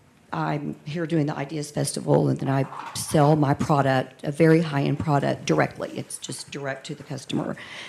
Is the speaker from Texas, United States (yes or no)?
yes; Texas, United States; I'm from Texas.